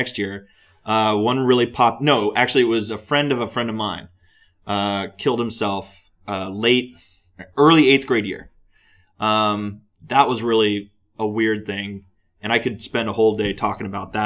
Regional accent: San Ramon, California, United States; also born or lived in Walnut Creek, California / Pleasant Hill, California; So then we moved to San Ramon, and I grew up there.

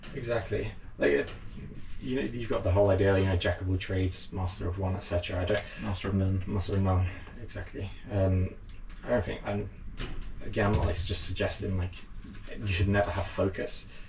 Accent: London, United Kingdom; also born or lived in North Cyprus; I was born in London, but my family are from, from North Cyprus.

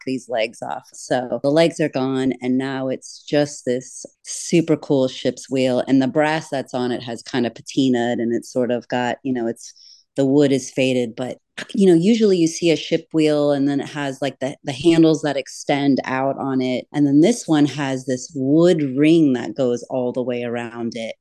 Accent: Florida Keys, United States; a fantastical childhood of growing up in the Florida Keys

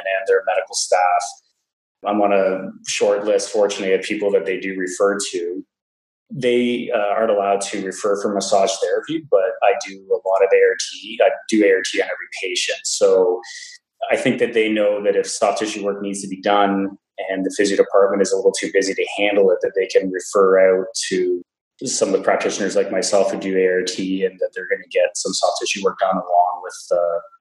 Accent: Ontario, Canada; I'm from Ontario in Canada originally, so I moved home after I graduated

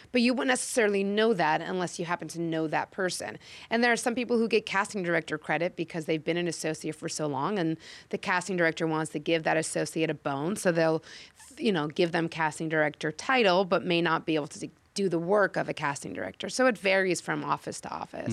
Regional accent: Chicago, Illinois, United States; moved away as an adult; now in Los Angeles, United States; born and raised in Chicago, mm-hmm. moved to LA 19 years ago

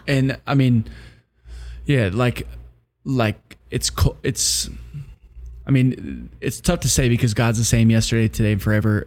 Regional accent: Wisconsin, United States; I grew up in Wisconsin.

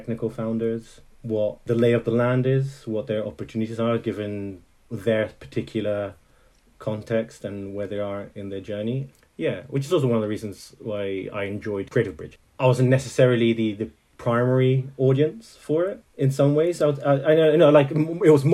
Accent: Italy; also born or lived in Netherlands; now in Scotland, United Kingdom; I grew up mainly in Italy, but I was born in Holland

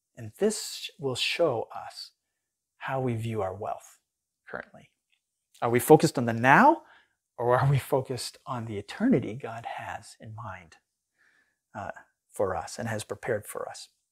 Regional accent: United States; as American Christians

